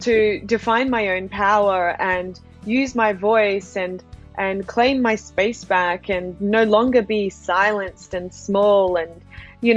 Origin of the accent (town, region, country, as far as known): Australia; born or raised there; also born or lived in Yokohama, Japan